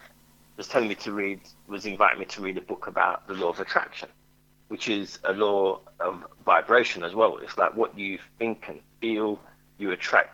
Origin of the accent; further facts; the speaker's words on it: London, United Kingdom; I grew up in Hackney in East London